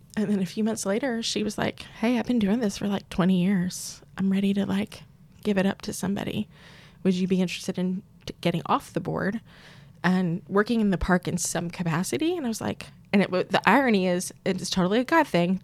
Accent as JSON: {"language": "English", "region": "Pennsylvania", "country": "United States", "tie": "born or raised there", "also_born_or_lived": "Wisconsin", "moved": "as an adult", "lives_now": "Tyler, United States", "said": "I grew up in Pennsylvania, uh, first 20, 21 years of my life"}